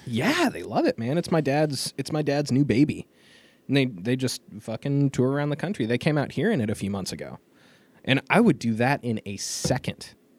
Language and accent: English; Colorado, United States; I grew up in Colorado